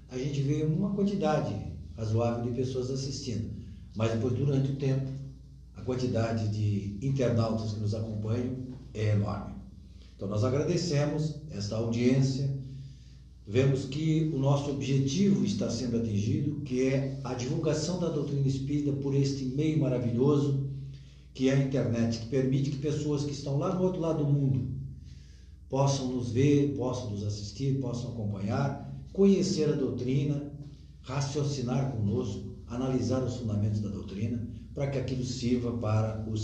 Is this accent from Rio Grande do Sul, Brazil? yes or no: no; Santa Catarina, Brazil; eu, o Edson, que somos é, criados aqui, né, que viemos depois